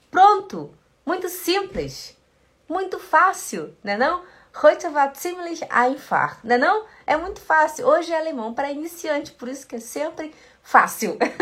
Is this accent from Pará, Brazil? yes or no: yes; Belém, Pará, Brazil; eu sou de Belém do Pará. E lá no Belém do Pará a gente fala muito esse ti, ti, di, ti